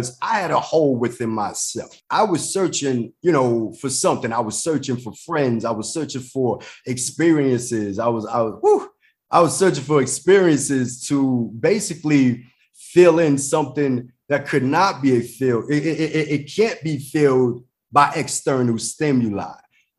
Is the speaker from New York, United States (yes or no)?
yes; New York City, New York, United States; I'm from the Bronx, New York